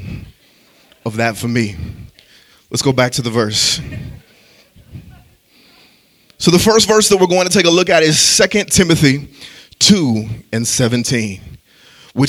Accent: Illinois, United States; a town that was about 10 minutes away from where I grew up in Illinois

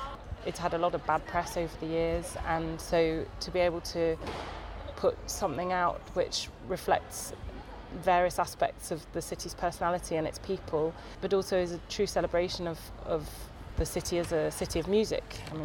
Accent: Crosby, North West England, United Kingdom; moved away as an adult; also born or lived in Fazakerley, Liverpool / Cambridge / London; I grew up in Crosby. My family home overlooks the beach where Anthony Gormley's Iron Men are situated.

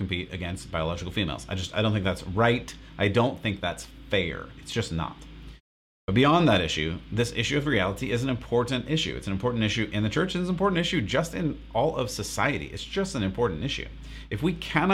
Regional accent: United States; I am from America

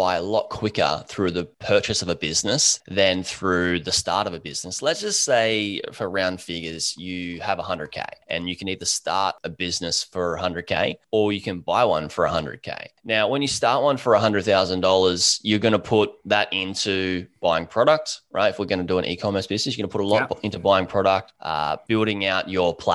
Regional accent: Gold Coast, Queensland, Australia; I'm a surfer from the Gold Coast, Australia

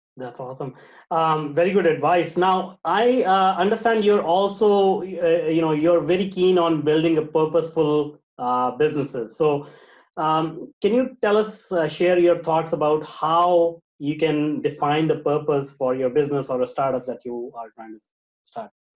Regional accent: Vancouver, British Columbia, Canada; I am from Canada in Vancouver

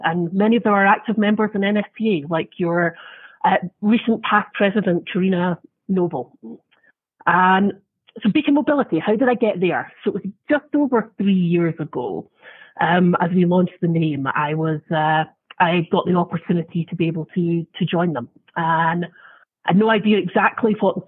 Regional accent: Scotland, United Kingdom; moved away as an adult; now in United States; I was in Scotland, and I moved there just over 10 years ago

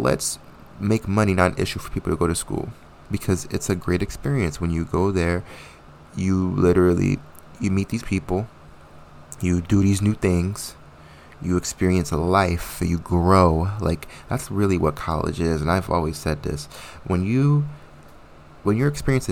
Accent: New Jersey, United States; moved away as an adult; also born or lived in Connecticut; I went to school in Connecticut and I'm from New Jersey

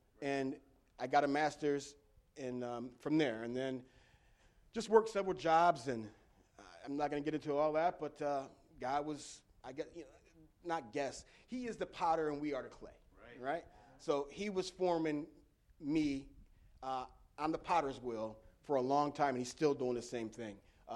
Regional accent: Elmira, New York, United States; I was born and raised in Elmira, New York

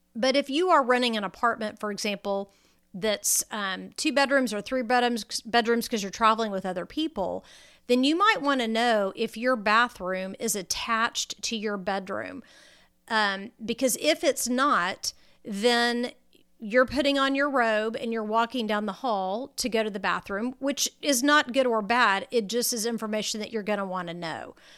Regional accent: Texas, United States; Now I'm a Texan and you know, we have the air conditioning running about, you know, 13 and a half months out of the year

